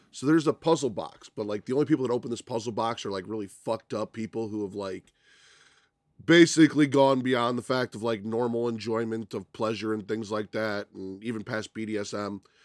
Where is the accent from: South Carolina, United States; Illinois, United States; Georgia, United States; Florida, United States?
Illinois, United States; Chicago; I grew up on the South Side